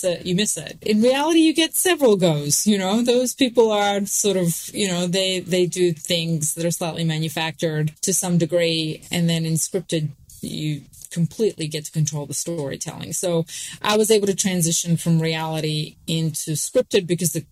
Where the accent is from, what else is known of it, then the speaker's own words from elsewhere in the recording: Sydney, New South Wales, Australia; accent: Australian; moved away as an adult; also born or lived in New York / Pennsylvania; When I first moved from Sydney, I moved to New York